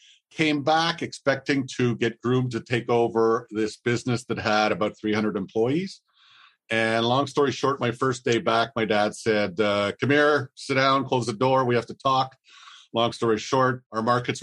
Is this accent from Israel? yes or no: no; Montreal, Quebec, Canada; I was born in Montreal in the mid 60s, the only son of an immigrant entrepreneur